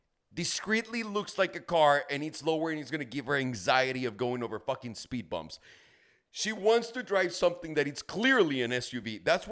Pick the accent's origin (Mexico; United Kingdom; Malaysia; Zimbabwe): Mexico; I grew up in Mexico, sure.